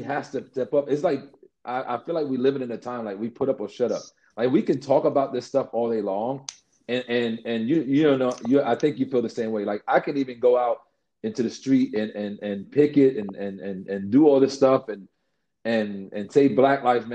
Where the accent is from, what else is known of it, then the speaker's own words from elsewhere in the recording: New York City, New York, United States; I grew up in the Bronx, one of the things that was the fight with me as a kid, and this is years ago in the South Bronx